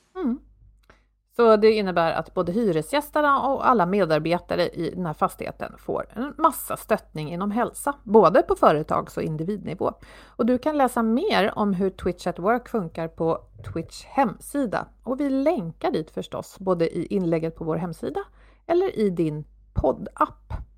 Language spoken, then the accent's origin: Swedish; Sweden